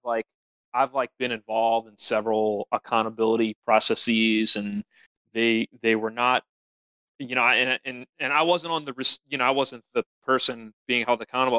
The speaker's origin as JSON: {"language": "English", "region": "Louisiana", "country": "United States", "said": "we're we're from Louisiana"}